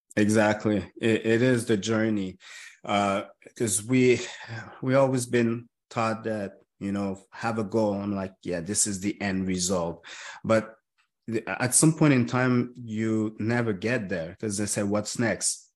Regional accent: Montreal, Quebec, Canada; I was born and raised in Montreal

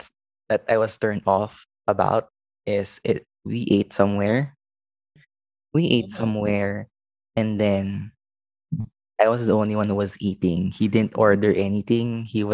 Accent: Makati, Metro Manila, Philippines; I was from Makati.

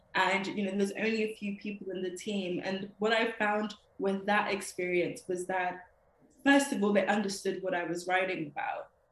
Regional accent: London, United Kingdom; I was born in London, Camden Town, and I've lived here all my life

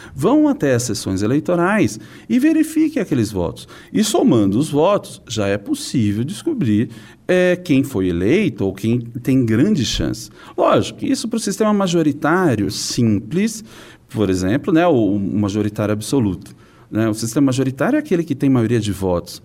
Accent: São Paulo, Brazil; eu sou da cidade de São Paulo

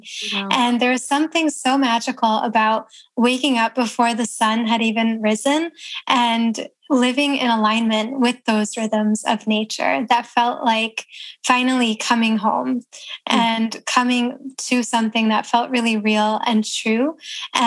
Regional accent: Toledo, Ohio, United States; moved away as an adult; also born or lived in New York City; In Ohio

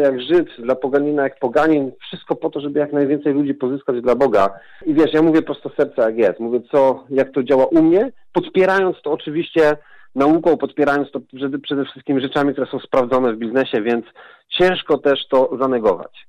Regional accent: southern Poland, Poland; pochodzę z południa Polski, jestem takim, można powiedzieć, prawie góralem.

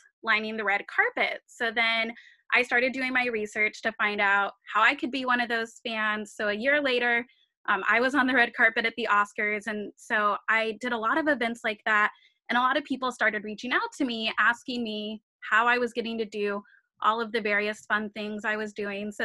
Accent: Hendersonville, Tennessee, United States; moved away as an adult; also born or lived in Long Beach, California / Monterey, California; now in Los Angeles, United States; I was born in Long Beach, but when I was 4, my family moved to Hendersonville, Tennessee, just outside of Nashville

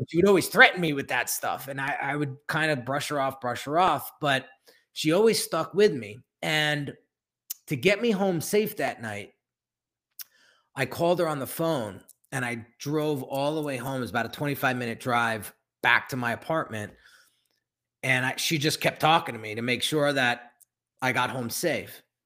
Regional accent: New Jersey, United States; I'm born and raised in New Jersey and, and lived here my whole life

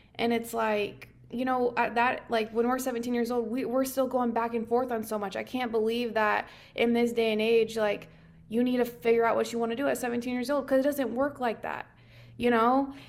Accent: Nebraska, United States; moved away; I'm originally from Nebraska. So, coming from Nebraska, you know, it's very rural, um, that small town feel. I grew up with, um, two hundred kids in the entire high school

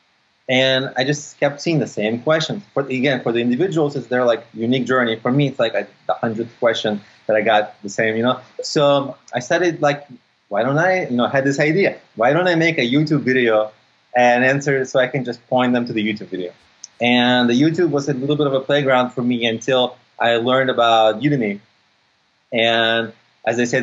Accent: San Francisco, California, United States; also born or lived in Odessa, Ukraine; I grew up in the States. I grew up in San Francisco.

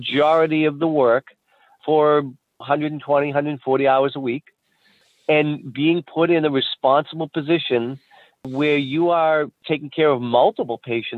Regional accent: near University of Massachusetts, United States; born or raised there

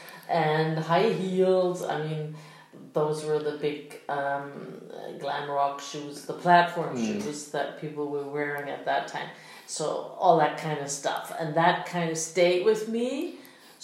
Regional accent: Berlin, Germany; I was born in West Berlin, so I like... When we moved into this high-rise apartment building in Spandau, I think we moved there when I was 2.5

